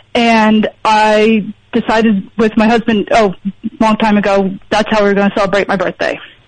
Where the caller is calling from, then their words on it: Lansdale, Pennsylvania, United States; from Lansdale.